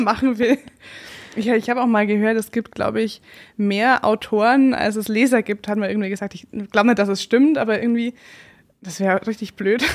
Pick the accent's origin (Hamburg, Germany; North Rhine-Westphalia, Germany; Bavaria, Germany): Bavaria, Germany; Upper Palatinate; ich komme sogar aus der Oberpfalz